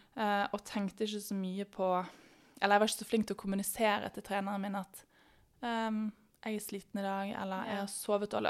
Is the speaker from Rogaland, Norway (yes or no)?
no; Bergen, Vestland, Norway; moved away as an adult; now in Oslo, Norway; Jeg kommer fra Bergen, men har bodd i Oslo nå siden 2014.